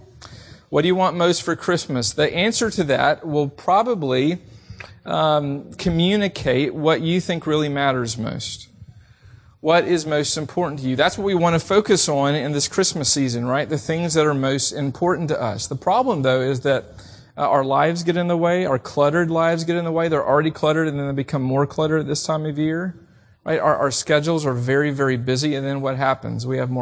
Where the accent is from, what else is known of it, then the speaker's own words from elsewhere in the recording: the South, United States; Even growing up in the South, I heard a lot on the radio